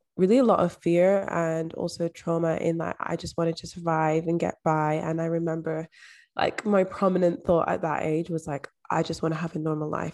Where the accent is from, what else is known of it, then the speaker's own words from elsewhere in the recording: Edinburgh, Scotland, United Kingdom; also born or lived in London; I was actually adopted at age three and moved to, um, the borders of Scotland, moved to Edinburgh and I grew up in Scotland.